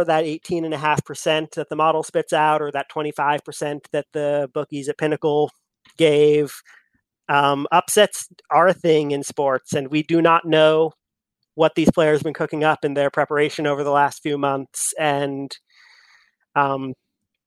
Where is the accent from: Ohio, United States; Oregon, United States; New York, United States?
Oregon, United States; Eugene; Born and raised in Eugene, Oregon